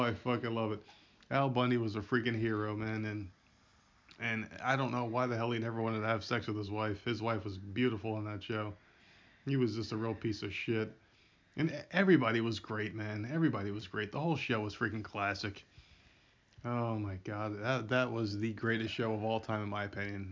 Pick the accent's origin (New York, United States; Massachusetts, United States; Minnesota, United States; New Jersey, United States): New Jersey, United States; Middlesex; I'm from Middlesex